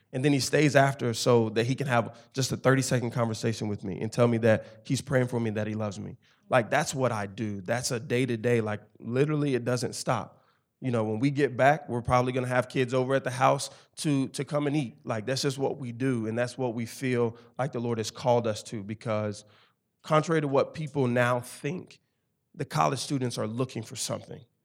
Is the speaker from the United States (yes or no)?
yes; Memphis, Tennessee, United States; now in Knoxville, United States; I'm originally from Memphis, Tennessee, the inner city of Memphis, Tennessee.